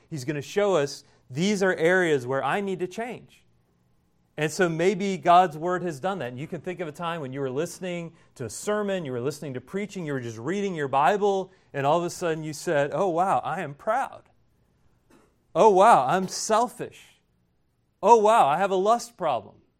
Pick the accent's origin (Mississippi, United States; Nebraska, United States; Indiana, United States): Indiana, United States; now in South Carolina, United States; growing up in Indiana, everything's flat